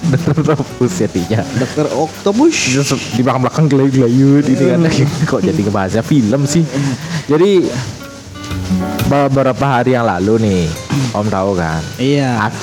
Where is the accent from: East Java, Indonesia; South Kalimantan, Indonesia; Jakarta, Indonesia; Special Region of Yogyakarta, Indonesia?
South Kalimantan, Indonesia; Iya, gue Banjar orangnya manggilnya dibilangnya mancis.